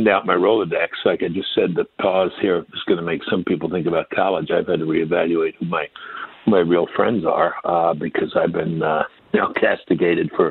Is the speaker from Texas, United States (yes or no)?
no; New York City, New York, United States; I'm from Brooklyn